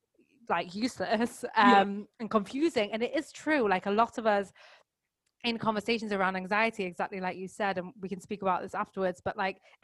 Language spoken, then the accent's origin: English; England, United Kingdom; moved away as an adult; now in France; I am English, currently living in the south of France, but actually on my fourth continent in the last 16 months